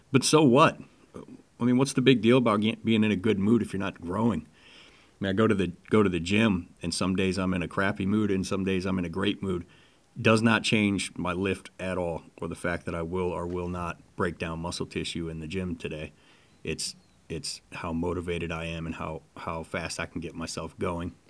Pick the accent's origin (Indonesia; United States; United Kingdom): United States; Detroit, Michigan; moved away; also born or lived in Las Vegas; I grew up in Detroit